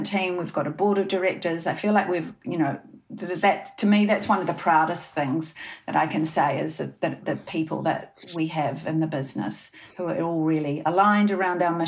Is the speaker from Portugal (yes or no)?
no; New Zealand; we're two girls from New Zealand.